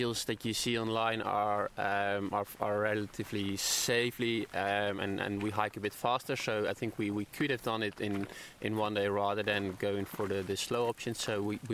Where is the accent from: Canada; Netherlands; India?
Netherlands; now in Brisbane, Australia; I'm from the Netherlands, but I live in Brisbane at the moment